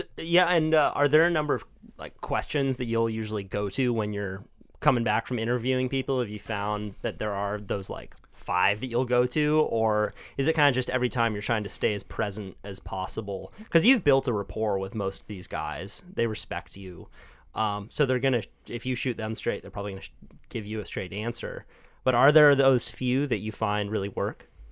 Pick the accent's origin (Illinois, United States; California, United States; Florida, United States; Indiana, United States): California, United States; Santa Cruz; I was born on the Midtown. Then my parents split up, my mom moved to Trout Gulch. My dad moved to the east side